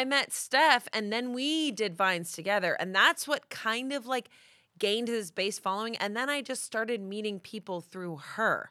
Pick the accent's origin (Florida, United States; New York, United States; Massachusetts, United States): Massachusetts, United States; Boston; I'm from Boston